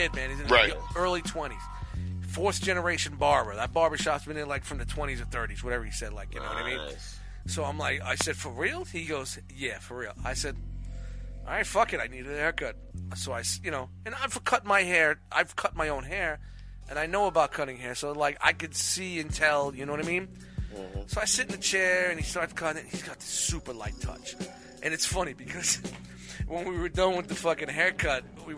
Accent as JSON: {"language": "English", "town": "New York City", "region": "New York", "country": "United States", "tie": "born or raised there", "moved": "yes", "said": "when I grew up in Brooklyn"}